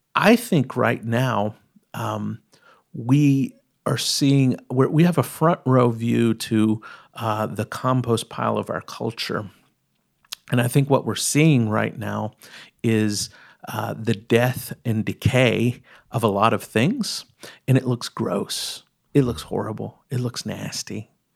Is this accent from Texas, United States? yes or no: yes; East Texas, United States; I grew up in East Texas